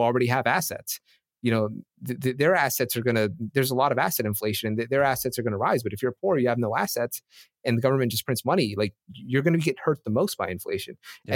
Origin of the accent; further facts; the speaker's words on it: United States; I'm from America